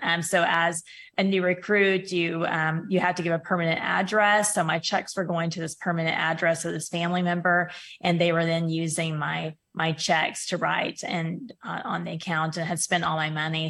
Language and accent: English; Oklahoma, United States; also born or lived in Kingsville, Texas / Hawaii; my hometown here in Oklahoma